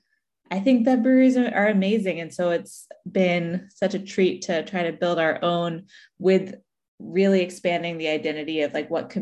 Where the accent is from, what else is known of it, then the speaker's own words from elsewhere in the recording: right outside of Philly, Pennsylvania, United States; moved away as an adult; I grew up right outside of Philly, and so it's been great coming home